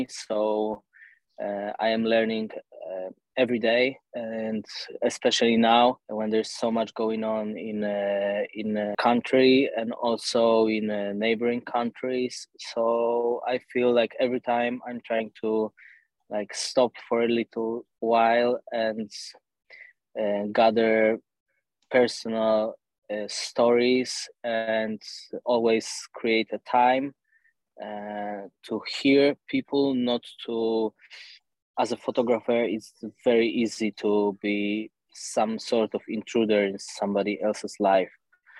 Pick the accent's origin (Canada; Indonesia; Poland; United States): Poland; Warsaw, Masovian Voivodeship; English is a second language; I was born in Warsaw, and I spent most of my life here.